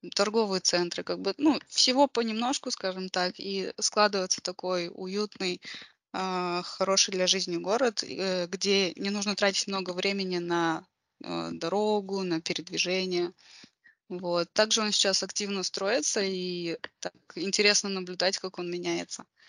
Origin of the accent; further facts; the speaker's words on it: Karaganda, Karaganda Region, Kazakhstan; я родом из Караганды. А, вот, э, да, я родилась здесь и, в принципе, нигде больше не жила длительное время